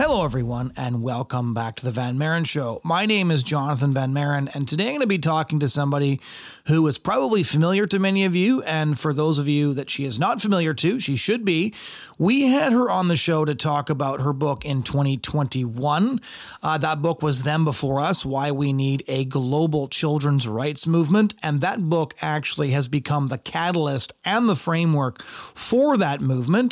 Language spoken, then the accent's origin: English; Seattle, Washington, United States; I was born in Seattle.